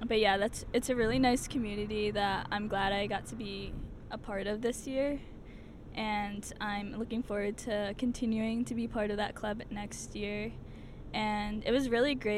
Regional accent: New Jersey, United States; I grew up in New Jersey.

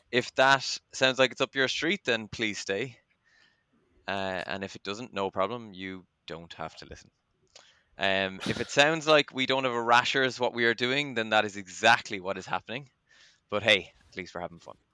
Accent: Cork, Munster, Ireland; now in Dublin, Ireland; I would respond by saying we are from Cork but I have been out of Cork for 15 or so years now, living in Dublin.

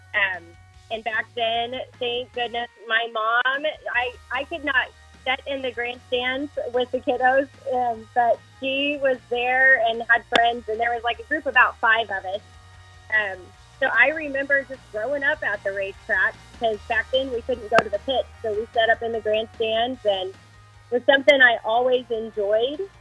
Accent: Fort Supply, Oklahoma, United States; now in Goddard, United States; I was actually born and raised in Fort Supply, Oklahoma

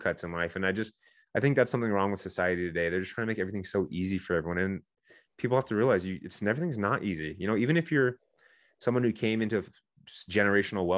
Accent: San Diego, California, United States; I'm from Southern California, I'm from San Diego where the SEALs train.

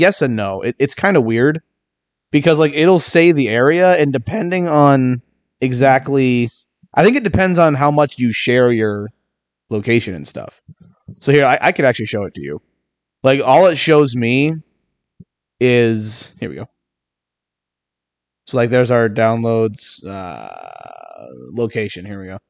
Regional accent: Sylvania, Ohio, United States; also born or lived in Michigan; technically we were born in Sylvania.

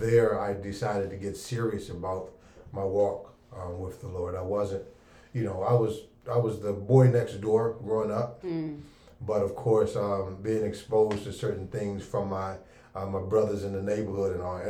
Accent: District Heights, Maryland, United States; also born or lived in Washington, D.C.; I'm a native Washingtonian. I'm originally from Northeast Washington, D.C. Grew up in District Heights, which we call Forestville, Maryland. Graduated from Largo High School. 1988 graduate.

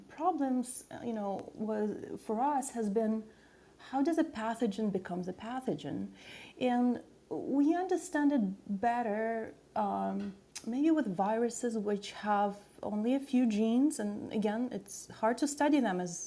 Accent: Saint Petersburg, Russia; moved away; I was actually born in Russia, in St. Petersburg.

